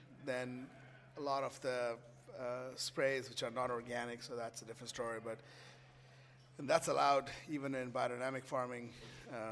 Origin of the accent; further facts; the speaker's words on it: Kolkata, West Bengal, India; moved away; also born or lived in New York; I grew up in Calcutta